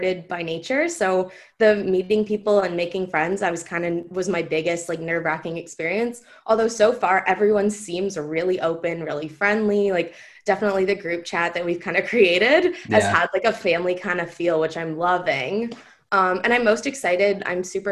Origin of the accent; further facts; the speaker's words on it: Oakville, Ontario, Canada; also born or lived in Brampton, Ontario; I'm from Oakville. I've lived in Oakville pretty much my entire, I actually was born in Brampton and then moved to Oakville. So I've lived here since high school.